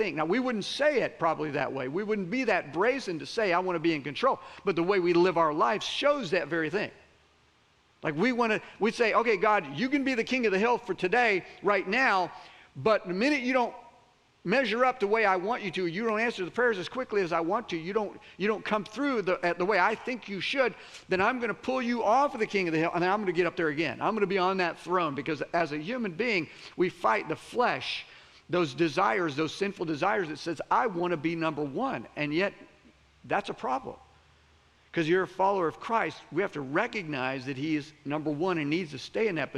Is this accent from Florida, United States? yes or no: yes; Florida, United States; I'm from Florida.